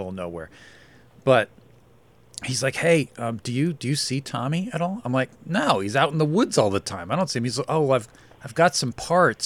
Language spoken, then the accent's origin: English; Beaver Meadows, Pennsylvania, United States; I'm from Beaver Meadows